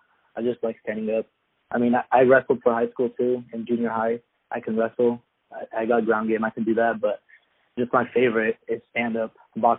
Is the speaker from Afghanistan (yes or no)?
yes; Afghanistan; also born or lived in Ukraine; now in Boise, United States; Yeah, so currently I live in Boise, Idaho. I do MMA, and I'm originally from Afghanistan. That's where I'm from, and I was born in Ukraine.